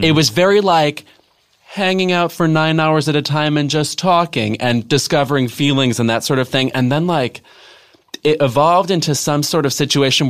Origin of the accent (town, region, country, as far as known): Midwest, United States